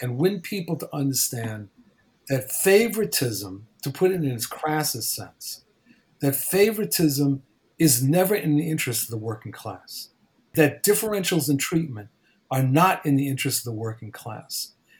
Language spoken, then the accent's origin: English; East Coast, United States; I grew up on the East Coast.